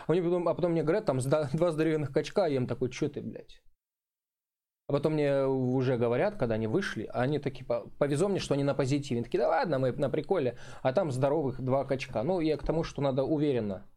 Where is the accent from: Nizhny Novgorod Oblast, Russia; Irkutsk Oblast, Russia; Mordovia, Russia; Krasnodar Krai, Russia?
Krasnodar Krai, Russia; Krasnodar; «Клуб миллионеров» был у нас там какой-то в Краснодаре